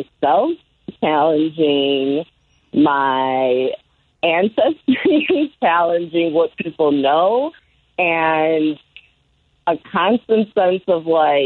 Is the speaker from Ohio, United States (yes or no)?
no; Chicago, Illinois, United States; born or raised there; also born or lived in New Orleans, Louisiana